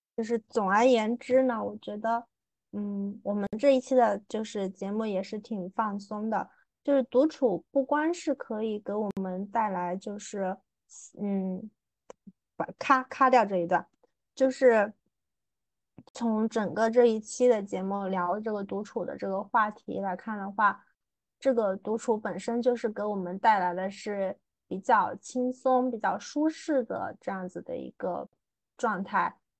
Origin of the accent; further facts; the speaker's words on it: southern China, China; 作为一个南方人